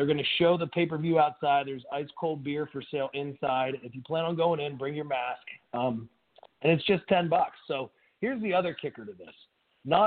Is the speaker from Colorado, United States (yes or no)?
no; Georgia, United States; here in Georgia, my home state